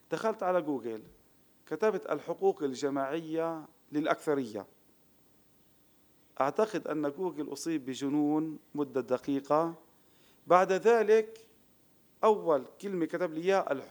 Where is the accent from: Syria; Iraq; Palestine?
Palestine; now in Israel; طب أنا عربي فلسطيني بقيت في وطني لم آتي إلى دولة إسرائيل إسرائيل أجت علي